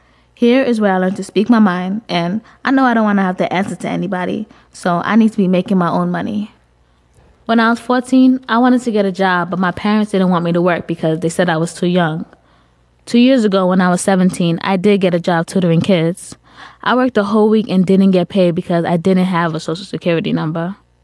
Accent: United States; born or raised there; also born or lived in Sierra Leone

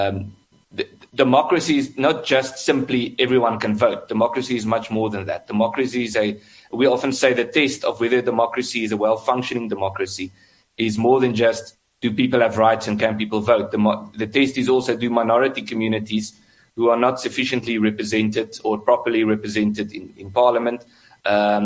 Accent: South Africa; I'm also South African

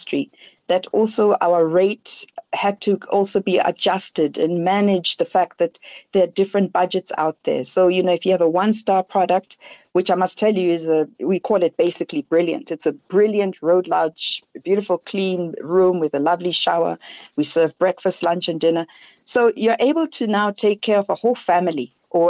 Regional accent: South Africa; as a South African

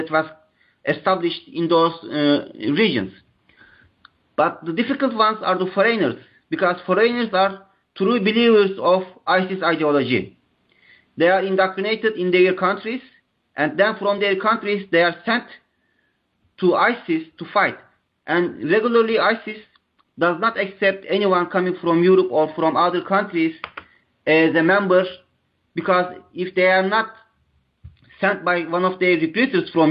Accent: Turkey; I'm from Turkey

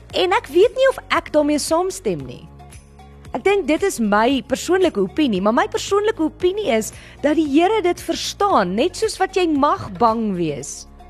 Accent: South Africa; ons as mense en Suid-Afrikaners

